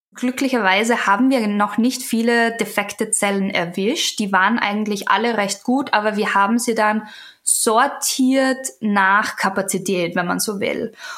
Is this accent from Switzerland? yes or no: no; Austria; now in United States; Ich bin ja aus Österreich